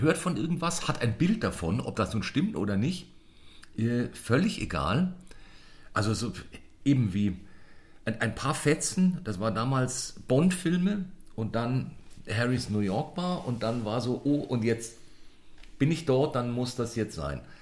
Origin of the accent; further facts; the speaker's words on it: Munich, Bavaria, Germany; als Münchner